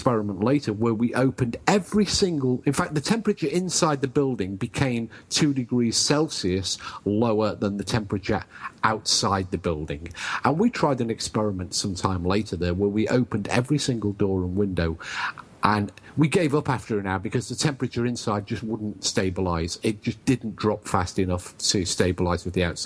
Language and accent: English; England, United Kingdom; I'm English.